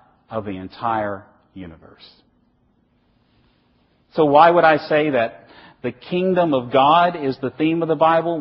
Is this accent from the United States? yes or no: yes; Virginia, United States; I come from Virginia